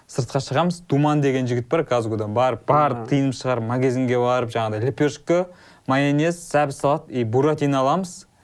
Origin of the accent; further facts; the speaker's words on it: Kazygurt, Turkistan Region, Kazakhstan; moved away; екеуміздің негізі балалық шағымыз ұқсас өйткені сен жетісайдансың мен қазығұрттанмын